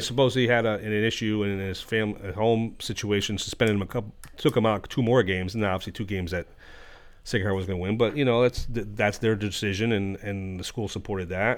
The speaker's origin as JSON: {"language": "English", "town": "Stratford", "region": "Connecticut", "country": "United States", "tie": "born or raised there", "said": "growing up in Stratford"}